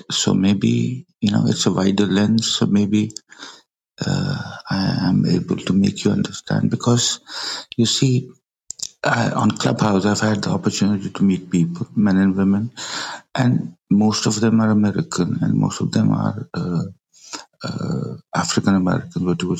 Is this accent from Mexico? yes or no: no; Pakistan; I'm from Pakistan